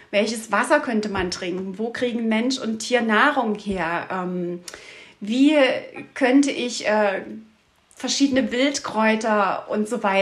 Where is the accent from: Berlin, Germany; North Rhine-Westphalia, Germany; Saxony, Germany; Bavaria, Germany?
Saxony, Germany; Ich komme ursprünglich aus der Dresdner Region aber mit Oma und Opa ging es jedes Jahr in den Sommerferien sechs Wochen an die Ostsee.